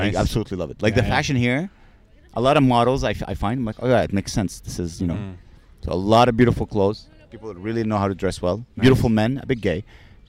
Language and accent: English; United Kingdom; I'm British.